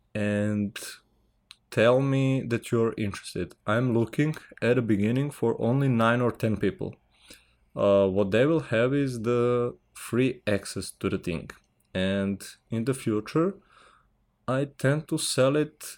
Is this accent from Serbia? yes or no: yes; Serbia; English is a second language; I'm from Serbia